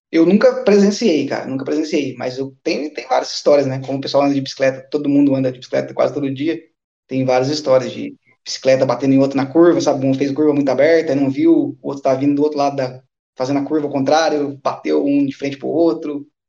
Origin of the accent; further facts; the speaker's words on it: Brazil; moved away as an adult; also born or lived in Japan (ancestry); now in Eindhoven, Netherlands; eu sou brasileiro